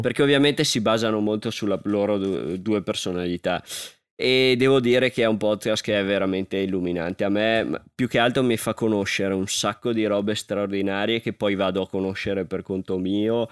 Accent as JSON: {"language": "Italian", "area": "Alpago", "region": "Veneto", "country": "Italy", "said": "dal mio paese"}